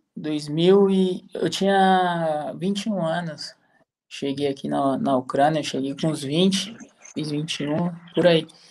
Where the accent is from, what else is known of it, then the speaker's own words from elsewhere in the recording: São Paulo, Brazil; moved away as an adult; now in Lviv, Ukraine; Sou, sou de São Paulo. Sou da Zona Leste, ali perto de Itaquera, Guianazes.